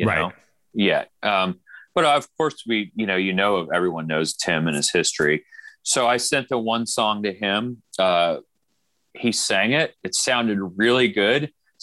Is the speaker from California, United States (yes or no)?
no; New Jersey, United States; growing up in South Jersey